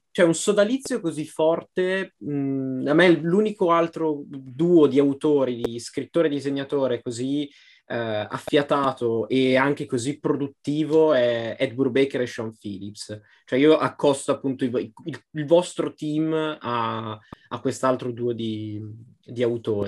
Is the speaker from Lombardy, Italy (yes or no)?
yes; Pavia countryside, Lombardy, Italy; mie parti, la campagna pavese